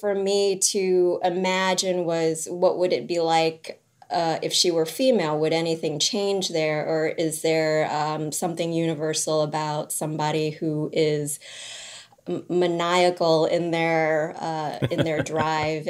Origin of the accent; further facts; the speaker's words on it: New Orleans, Louisiana, United States; I grew up in New Orleans